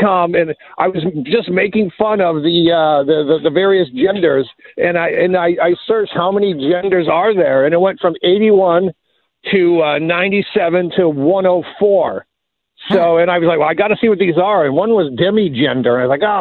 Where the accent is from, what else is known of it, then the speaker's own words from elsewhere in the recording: Detroit, Michigan, United States; growing up in Detroit